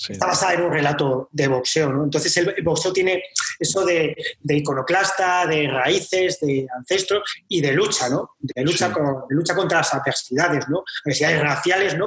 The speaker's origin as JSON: {"language": "Spanish", "town": "Talavera de la Reina", "region": "Castilla-La Mancha", "country": "Spain", "tie": "born or raised there", "moved": "as an adult", "lives_now": "Valladolid, Spain", "said": "yo soy natural de Talavera de la Reina"}